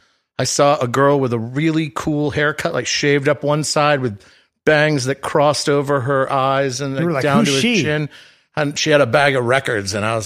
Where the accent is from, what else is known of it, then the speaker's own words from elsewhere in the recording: Boston, Massachusetts, United States; moved away as an adult; now in Los Angeles, United States; I was born and raised just outside of Boston. I was born in Boston, and then I grew up outside of Boston.